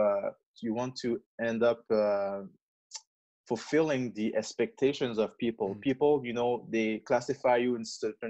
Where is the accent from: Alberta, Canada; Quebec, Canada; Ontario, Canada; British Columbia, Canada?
Quebec, Canada; English is a second language; My parents are from Congo in Africa, but I'm born in Quebec